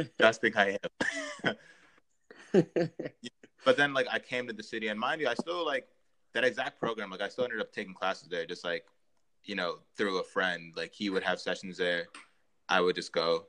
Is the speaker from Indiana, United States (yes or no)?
no; Montgomery County, Maryland, United States; also born or lived in New York; I was born and raised in Maryland, uh, in Montgomery County